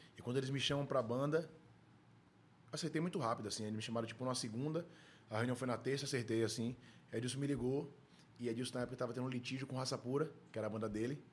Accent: Salvador, Bahia, Brazil; vivi minha infância em dois lugares da minha vida: Nazaré, Sim. um casal de tios meus que também me criaram, moravam, então eu estava sempre lá, ou é, na rua de São Lázaro Leondina, que eu cresci, morei 20 anos ali

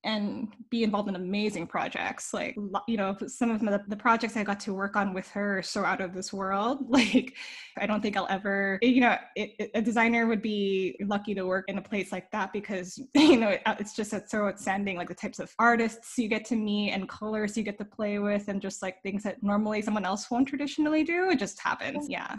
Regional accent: New Jersey, United States; moved away as an adult; also born or lived in New York City; now in Los Angeles, United States; I was raised in New Jersey and I lived in New York for almost a decade

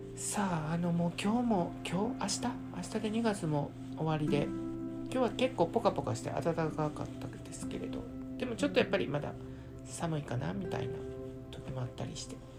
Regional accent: Kansai, Japan; 関西人なんで

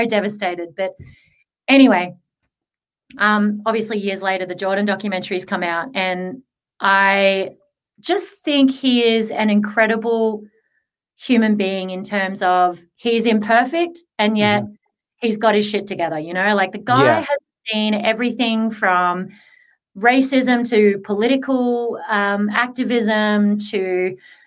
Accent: Australia; growing up in Australia, I didn't have heaps of money

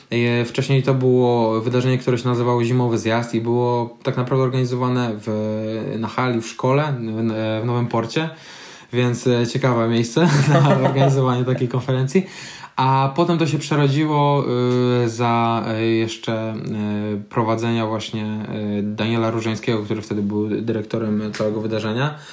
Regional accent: Tricity, Pomeranian Voivodeship, Poland

